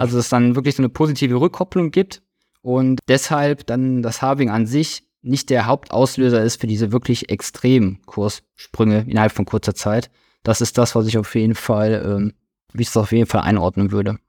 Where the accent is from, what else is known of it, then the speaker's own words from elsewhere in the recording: Krefeld, North Rhine-Westphalia, Germany; 32 Jahre alt, ich komme aus Krefeld, Nähe von Düsseldorf